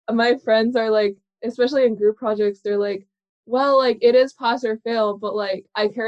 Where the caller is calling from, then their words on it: New York City, New York, United States; I'm calling in from New York City.